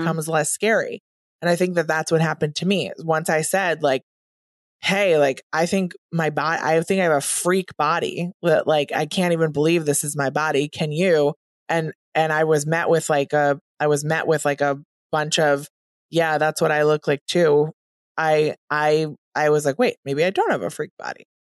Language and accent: English; Wisconsin, United States; moved away as an adult; now in New York, United States; I grew up in Wisconsin